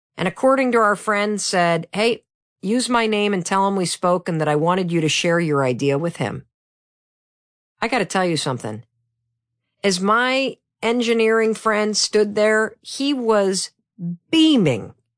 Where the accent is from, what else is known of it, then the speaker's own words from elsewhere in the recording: Midwest, United States; I'm from the Midwest